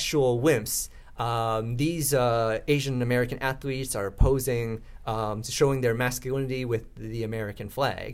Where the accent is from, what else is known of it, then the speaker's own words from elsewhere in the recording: Vancouver, British Columbia, Canada; also born or lived in Vietnam; I grew up in East Vancouver, and I sometimes would play road hockey on the residential streets of East Vancouver